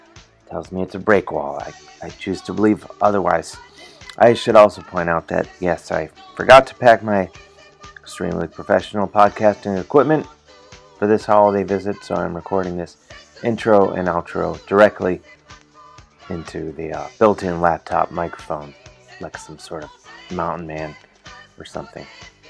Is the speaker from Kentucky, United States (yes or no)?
no; Cleveland, Ohio, United States; when I was a kid growing up on the mean streets of suburban Cleveland, Ohio